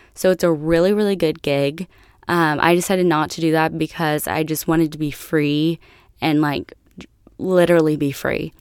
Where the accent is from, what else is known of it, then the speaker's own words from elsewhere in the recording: United States; moved away as an adult; also born or lived in Italy; I was from America